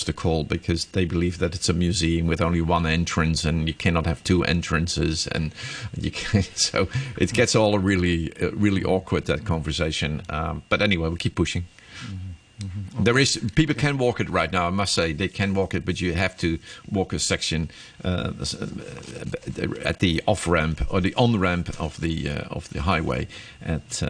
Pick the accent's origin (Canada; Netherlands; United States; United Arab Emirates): Netherlands; now in Hong Kong; I'm from Holland, so we grew up cycling. When I was young, 5 years old, you're on your bicycle going to school